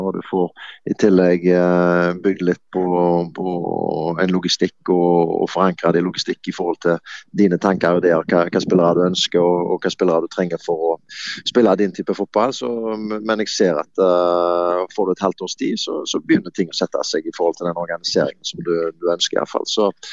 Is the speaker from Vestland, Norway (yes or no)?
yes; neighbouring town to Bergen, Vestland, Norway; Nå kommer jeg utenfra fordi jeg er fra Vestland og nabo, naboby til, til Bergen